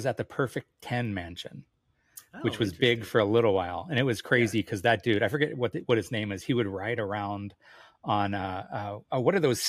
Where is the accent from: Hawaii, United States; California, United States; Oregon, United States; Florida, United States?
Hawaii, United States; I grew up in Hawaii